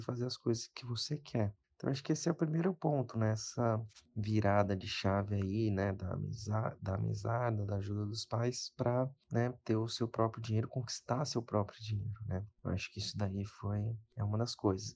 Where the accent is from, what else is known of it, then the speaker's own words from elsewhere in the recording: São Paulo, Brazil; tenho 26 anos, sou de São Paulo